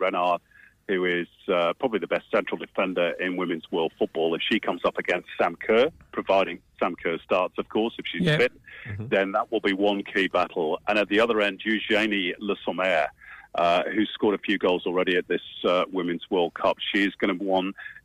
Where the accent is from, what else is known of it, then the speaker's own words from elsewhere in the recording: England, United Kingdom; moved away; being English by birth